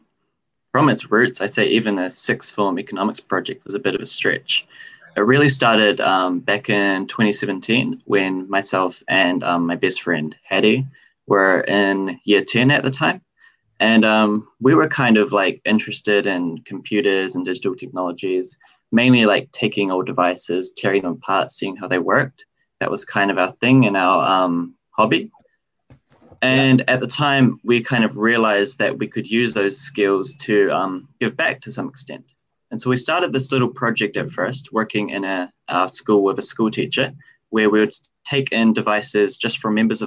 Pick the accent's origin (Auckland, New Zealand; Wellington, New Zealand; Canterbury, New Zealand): Wellington, New Zealand; Porirua; moved away as an adult; now in Dunedin, New Zealand; I come from Porirua, Wellington. But currently I'm based in Otapoti, Dunedin.